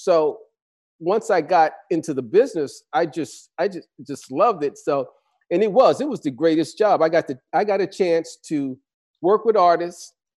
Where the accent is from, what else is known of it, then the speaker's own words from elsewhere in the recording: New York, United States; I grew up in New York